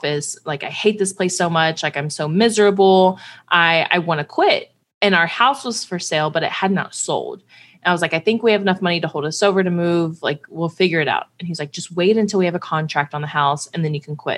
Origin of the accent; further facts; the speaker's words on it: Houston, Texas, United States; moved away; also born or lived in Cincinnati, Ohio; I'm from Houston, huge Astros fan.